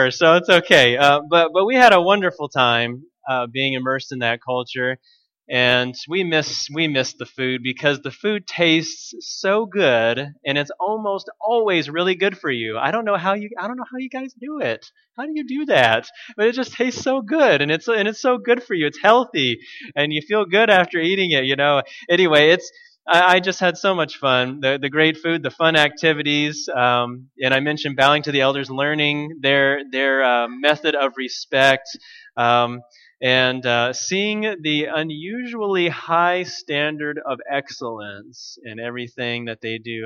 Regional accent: United States; I'm American

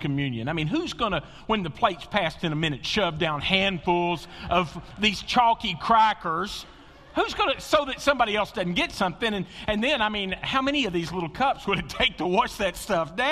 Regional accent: Western Kentucky, United States; I grew up in Western Kentucky

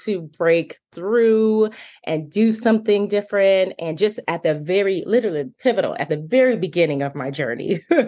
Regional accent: Phoenix, Arizona, United States; moved away as an adult; now in Nashville, United States; I'm originally from Phoenix, Arizona, recently relocated to Nashville, Tennessee.

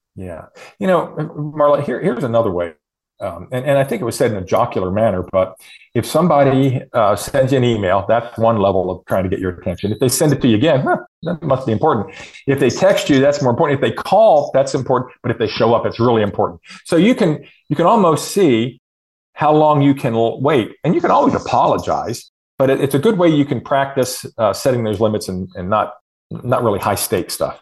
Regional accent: Harford County, Maryland, United States; now in Indiana, United States; I grew up in Harford County

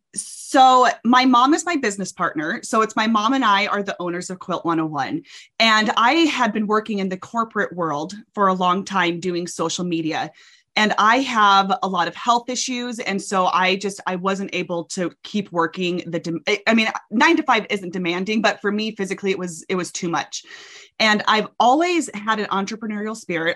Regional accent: Arkansas, United States; moved away as an adult; now in Utah, United States; I'm from Arkansas. My whole family is in Texas and Arkansas. And I moved out to Utah um, for college and have never left

